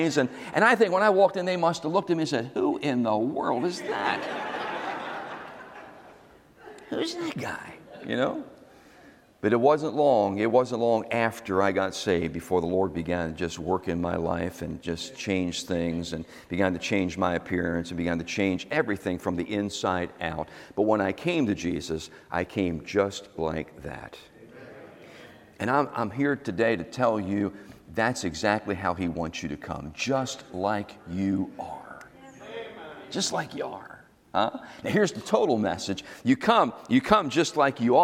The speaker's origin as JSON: {"language": "English", "town": "Philadelphia", "region": "Pennsylvania", "country": "United States", "moved": "yes", "said": "I was from South Philly, right over the bridge"}